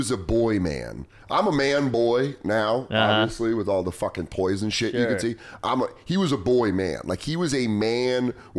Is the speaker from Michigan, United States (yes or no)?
no; Aurora, Colorado, United States; moved away; where I grew up in Aurora was very safe. It was suburbs. There were a couple bad kids. It was middle class, like dead middle class.